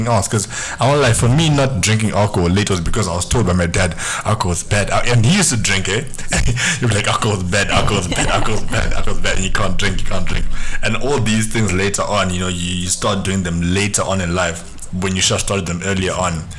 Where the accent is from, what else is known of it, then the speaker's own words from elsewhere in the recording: Zimbabwe; moved away; growing up in the Zimbabwean home as well, it's very restricted